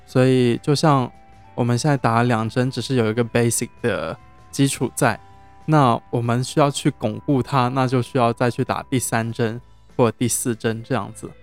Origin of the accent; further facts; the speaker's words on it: Zhejiang, China; now in Cambodia; 我是浙江的